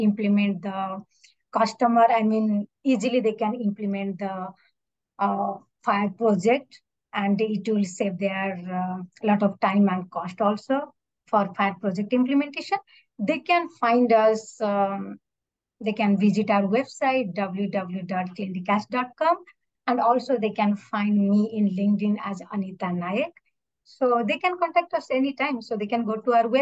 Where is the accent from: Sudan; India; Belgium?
India; Odisha; also born or lived in Rhode Island, United States; now in Tampa, United States; India, the place I grew up. I'm from Odisha.